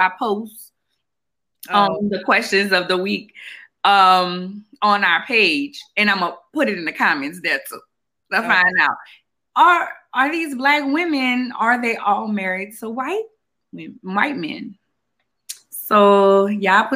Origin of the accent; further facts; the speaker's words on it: New Orleans, Louisiana, United States; I'm from New Orleans